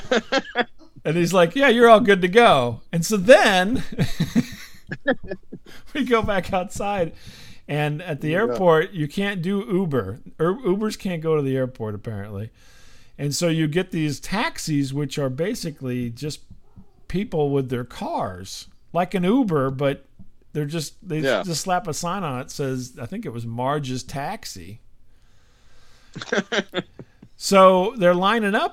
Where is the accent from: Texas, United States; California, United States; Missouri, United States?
Missouri, United States; St. Louis; we're from St. Louis